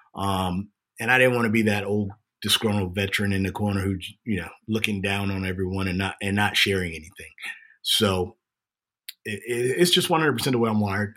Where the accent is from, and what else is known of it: Jacksonville, Florida, United States; born or raised there